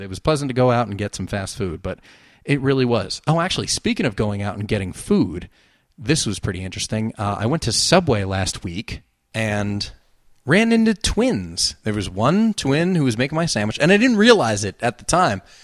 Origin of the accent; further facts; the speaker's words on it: New Jersey, United States; accent: Jersey; that Jersey accent